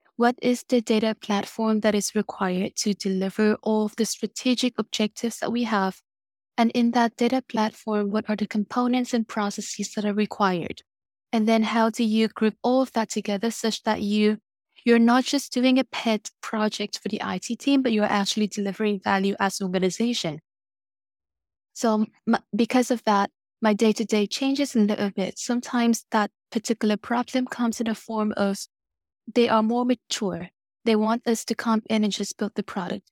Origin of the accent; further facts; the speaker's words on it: Vietnam; moved away; I grew up in Vietnam